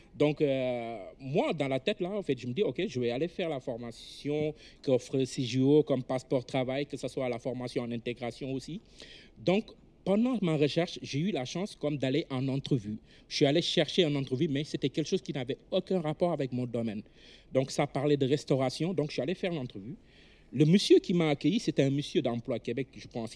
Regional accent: Senegal; moved away as an adult; now in Canada; la vie sociale qu'on a chez nous au Sénégal

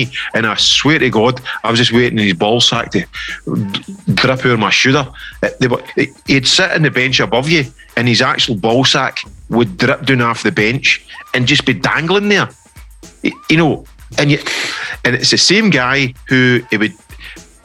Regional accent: Scotland, United Kingdom; I am from Scotland

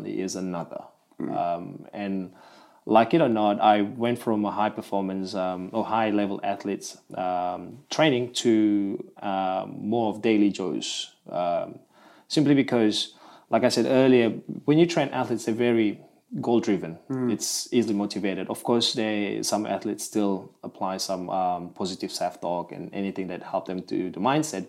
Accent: Malaysian Borneo, Malaysia; now in Melbourne, Australia; Originally, I'm from Malaysia. I'm from the Borneo side of Malaysia

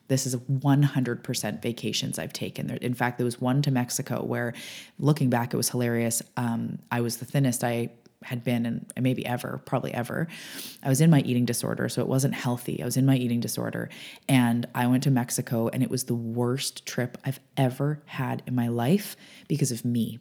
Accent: Canada; I'm a Canadian

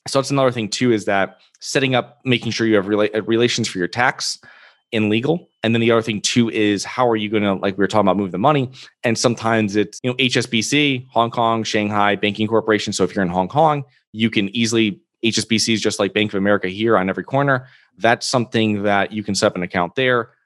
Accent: Connecticut, United States; moved away; I'm originally from Connecticut

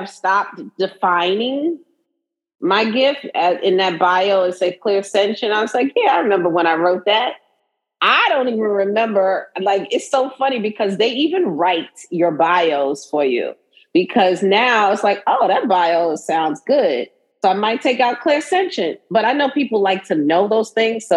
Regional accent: New York City, New York, United States; I'm from Brooklyn, right? So I consider myself, you know, a Brooklynite, but I'm also a New Yorker, right? You see how I say it? New Yorker

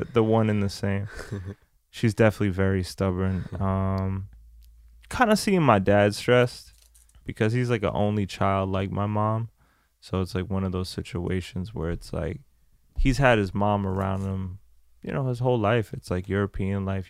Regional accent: France; moved away; I was born in France. I have family in France, so um, I went back to France.

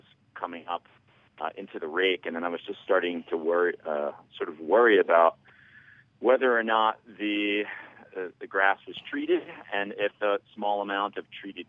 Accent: New Jersey, United States; moved away as an adult; also born or lived in Princeton area, New Jersey; now in Lakewood, United States; I am in Lakewood, Colorado, but I was born and bred in New Jersey.

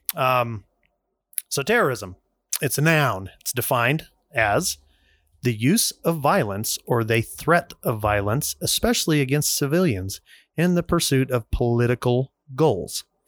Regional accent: United States; as an American

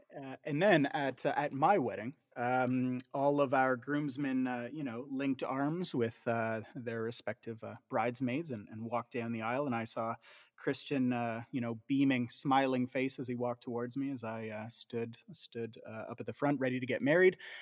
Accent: Southern Ontario, Canada; growing up in Southern Ontario, uh, as we both did

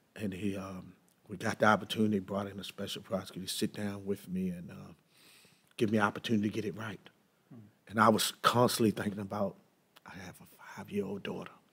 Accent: Baltimore, Maryland, United States; I was born in East Baltimore

